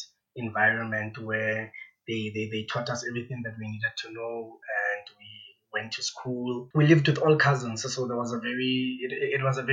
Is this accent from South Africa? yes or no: yes; Bloemfontein, Free State, South Africa; moved away as an adult; now in Johannesburg, South Africa; I basically grew up in Bloemfontein and moved to Johannesburg 4 years ago in 2017 to pursue a dream